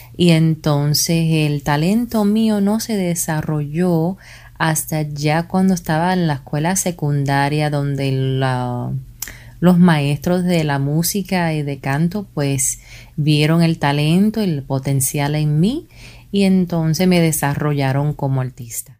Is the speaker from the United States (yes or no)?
yes; New Jersey, United States; Yo me crié en Nueva Jersey, en los Estados Unidos, muy cerca a Broadway